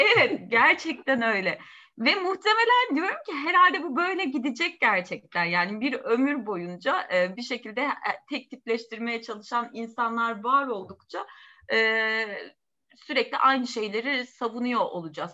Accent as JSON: {"language": "Turkish", "country": "Turkey", "also_born_or_lived": "Hasköy", "said": "bizim ülkemizde"}